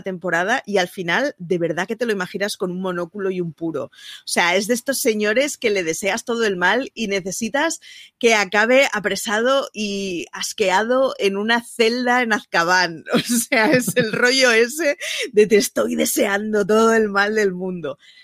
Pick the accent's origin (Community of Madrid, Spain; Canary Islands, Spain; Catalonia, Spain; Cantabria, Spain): Catalonia, Spain; Barcelona; como barcelonesa que siempre es representada por una sagrada familia